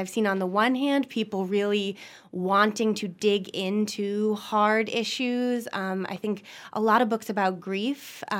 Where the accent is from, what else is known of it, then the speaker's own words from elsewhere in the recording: Maine, United States; moved away; I'm from Maine originally